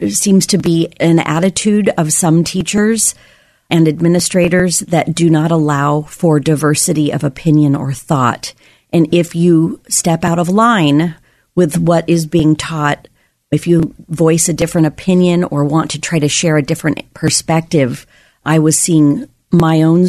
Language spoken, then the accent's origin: English; Happy Valley, Oregon, United States; also born or lived in Portland, Oregon; I was born in Northeast Portland, and my parents were raised also in Northeast Portland. We moved out to the Happy Valley area in 1978. I've been a student through the North Clackamas School District